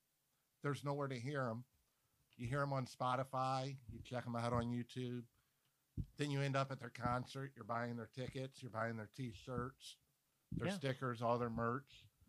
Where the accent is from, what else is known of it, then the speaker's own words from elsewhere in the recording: Florida Panhandle, United States; We're from the Florida Panhandle, somewhere between Destin and Pensacola